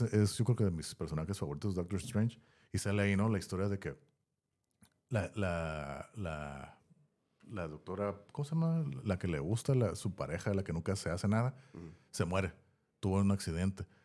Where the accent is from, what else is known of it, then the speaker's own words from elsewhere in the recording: Tijuana, Baja California, Mexico; estaba morro en los, a mediados de los noventas, incluso principios de los noventas, aquí en la área donde estamos, de Tijuana